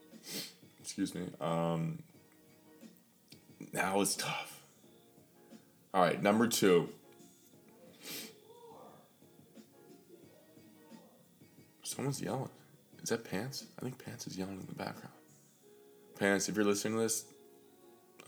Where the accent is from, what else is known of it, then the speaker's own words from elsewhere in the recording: Pittsburgh, Pennsylvania, United States; born and raised in Pittsburgh